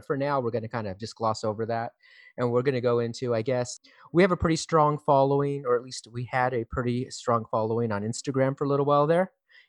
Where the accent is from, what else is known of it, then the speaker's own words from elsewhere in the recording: California, United States; And we are brothers from Southern California.